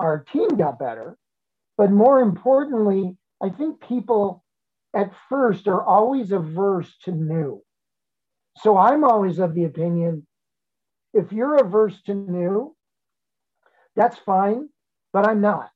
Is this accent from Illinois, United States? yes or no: yes; Chicago, Illinois, United States; moved away as an adult; it was a fabulous place, my hometown